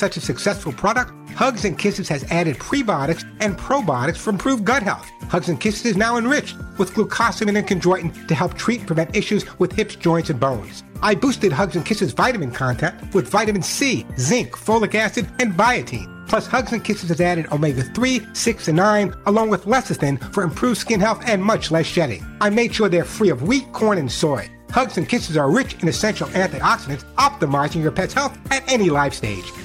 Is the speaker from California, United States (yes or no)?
no; Long Island, New York, United States; When I was growing up on Long Island